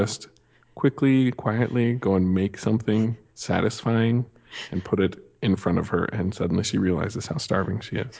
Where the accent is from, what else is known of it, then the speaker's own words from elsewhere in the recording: Montana, United States; also born or lived in Las Vegas; now in Idaho Falls, United States; I grew up in Montana